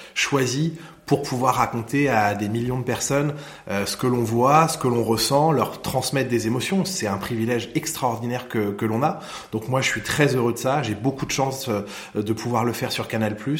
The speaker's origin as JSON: {"language": "French", "town": "Lohéac", "region": "Brittany", "country": "France", "tie": "born or raised there", "said": "j'ai grandi là-bas, j'ai passé mes vacances là-bas"}